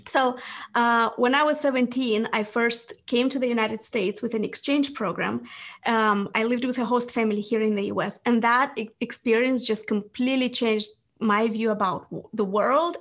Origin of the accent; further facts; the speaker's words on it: Moldova; English is a second language; moved away; I was born in Moldova